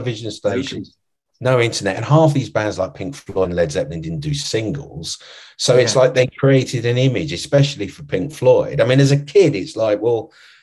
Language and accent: English; London, United Kingdom; I grew up in London